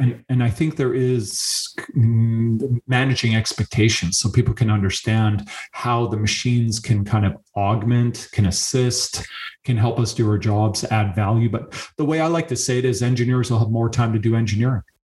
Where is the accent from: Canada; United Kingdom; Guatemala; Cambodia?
Canada; being a Canadian